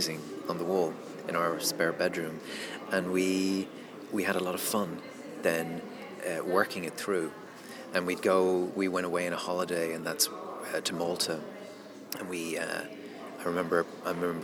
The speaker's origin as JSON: {"language": "English", "town": "Dublin", "region": "Leinster", "country": "Ireland", "said": "I'm from Dublin, so I'm not from London"}